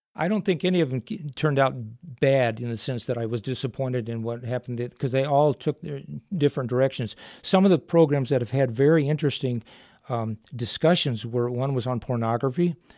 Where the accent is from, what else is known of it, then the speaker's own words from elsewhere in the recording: mid-state Illinois, United States; moved away as an adult; also born or lived in Phoenix; I was originally born in the Chica, in the South, uh, well, mid, mid-state Illinois